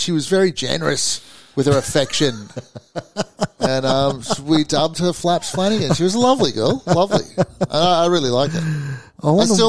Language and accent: English; Sydney, New South Wales, Australia; I was from Maroubra Bay High School, mate.